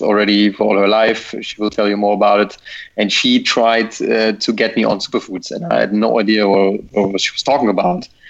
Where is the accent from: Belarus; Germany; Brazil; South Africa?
Germany; also born or lived in Amsterdam; I'm from Germany.